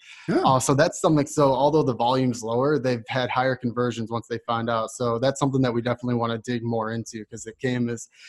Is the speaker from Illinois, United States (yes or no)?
yes; Chicago, Illinois, United States; now in Austin, United States; And I'm originally from Chicago, so I spend a lot of time up there